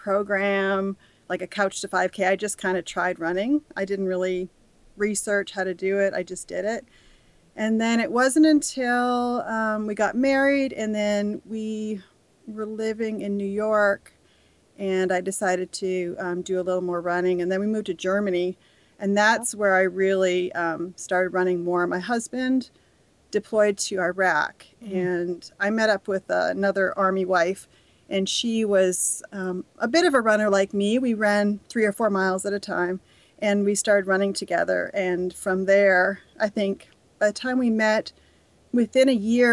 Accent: Canada; moved away as an adult; now in United States; I grew up in Canada

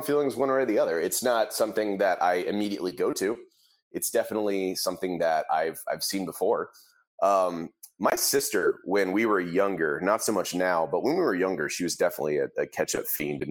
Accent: Midwest, United States; I grew up in the Midwest

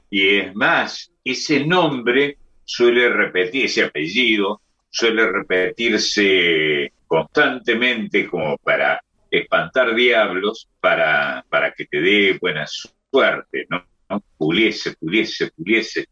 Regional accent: Córdoba, Argentina; accent: Cordoban tonada; esta tonada en su vivaja que tenemos los, los cordobeses, esta manera de hablar, es de por sí graciosa en todos, menos en mí, que soy no solo de Córdoba, sino además del barrio San Vicente

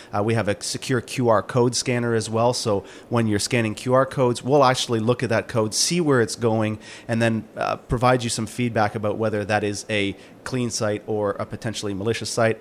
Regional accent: Canada; I am from Canada

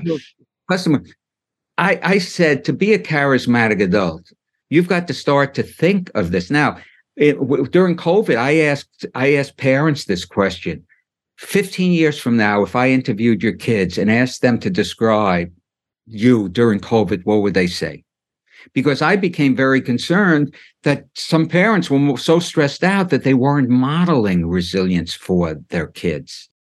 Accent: New York City, New York, United States; when I grew up in Brooklyn, getting back to my childhood, my parents and a lot of the parents were immigrants

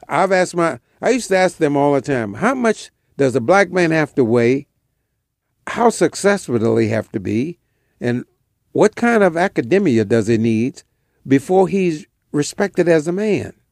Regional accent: Kenner, Louisiana, United States; moved away as an adult; also born or lived in Washington, D.C. / Nigeria; in my hometown in Kenna

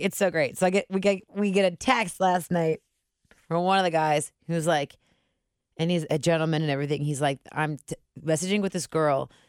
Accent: Cincinnati, Ohio, United States; moved away; we're all from Cincinnati

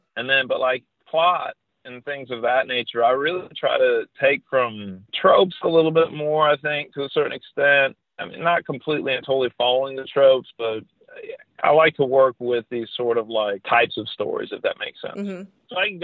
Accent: Texas coast, United States; moved away as an adult; now in Indiana, United States; I grew up on the Texas coast

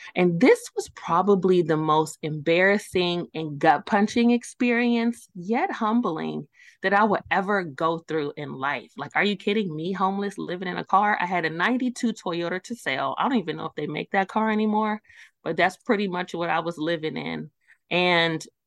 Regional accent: New York City, New York, United States; moved away; I'm originally from Brooklyn, New York. I am an East Coast born and raised

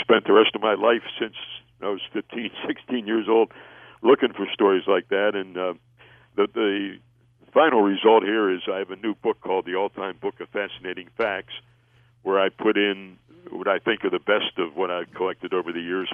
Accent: Pittsburgh, Pennsylvania, United States; I was a, a uh, teenage uh, intern at a radio station in my hometown of Pittsburgh

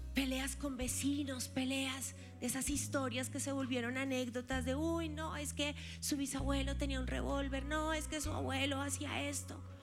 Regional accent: Colombia; nos envuelve como colombianos, Señor, como latinos

